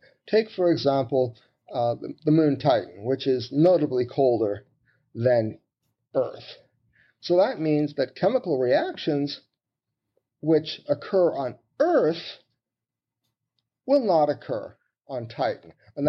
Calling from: St. Paul, Minnesota, United States; I'm calling you from St. Paul in Minnesota in the U.S.

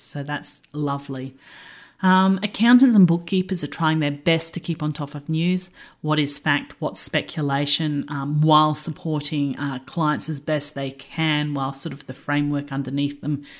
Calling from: Brisbane, Queensland, Australia; I'm dialing in from Brisbane, Australia.

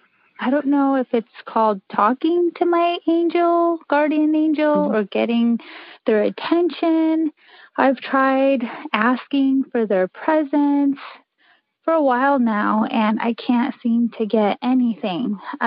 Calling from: Rancho Cucamonga, California, United States; I'm calling from Rancho Cucamonga, California.

